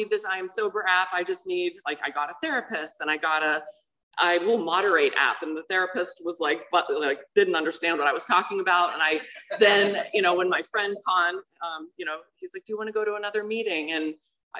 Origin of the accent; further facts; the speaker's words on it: Pittsburgh, Pennsylvania, United States; I grew up in Pittsburgh, Pennsylvania, normal family